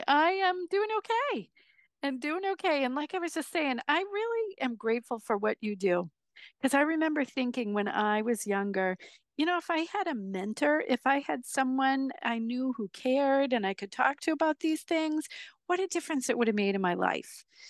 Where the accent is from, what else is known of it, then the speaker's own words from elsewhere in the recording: Massachusetts, United States; I grew up outside of Boston, and I went to a congregational church.